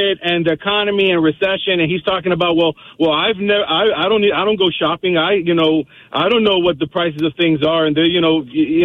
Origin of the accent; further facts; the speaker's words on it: Miami, Florida, United States; I grew up in Liberty City, which is one of the toughest neighborhoods